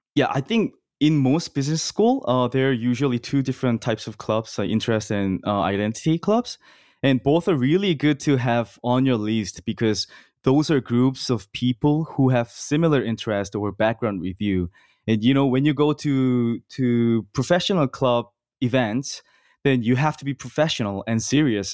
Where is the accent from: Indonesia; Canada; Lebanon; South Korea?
South Korea; moved away as an adult; now in Los Angeles, United States; born and raised in Korea South in my whole life